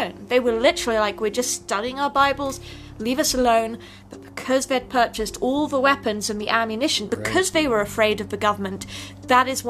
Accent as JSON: {"language": "English", "region": "England", "country": "United Kingdom", "moved": "yes", "said": "I'm obviously from England."}